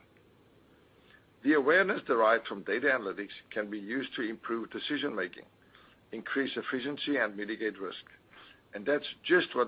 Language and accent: English; South Africa; now in Wilmington, United States; growing up in South Africa